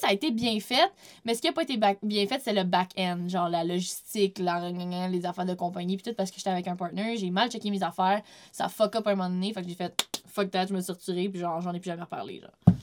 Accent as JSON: {"language": "French", "town": "Quebec City", "region": "Quebec", "country": "Canada", "also_born_or_lived": "Vaudreuil-Dorion", "moved": "yes", "said": "Je viens pas de la Rive-Nord, je viens de Québec."}